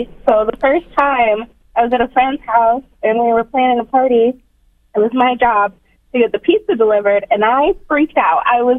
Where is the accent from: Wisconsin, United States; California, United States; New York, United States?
Wisconsin, United States; Kenosha; moved away; I grew up in Kenosha.